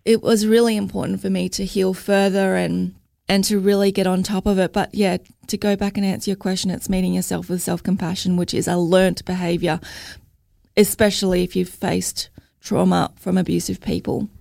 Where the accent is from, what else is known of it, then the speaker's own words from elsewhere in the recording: Logan, Queensland, Australia; I'm from Logan